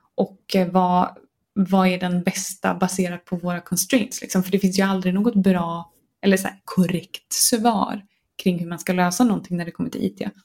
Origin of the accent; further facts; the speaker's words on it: Gothenburg, Västra Götaland, Sweden; accent: Gothenburg dialect (göteborgska); jag blir ju jättemobbad för min göteborgska